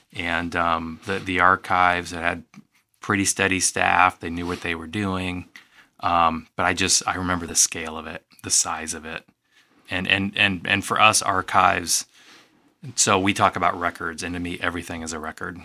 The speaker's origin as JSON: {"language": "English", "town": "East Moline", "region": "Illinois", "country": "United States", "tie": "born or raised there", "said": "I grew up in East Moline"}